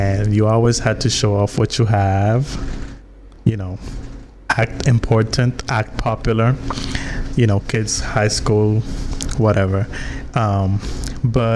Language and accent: English; U.S. Virgin Islands; moved away as an adult; now in New Jersey, United States; I was born, raised my entire life in the Virgin Islands, in the island of St. Croix.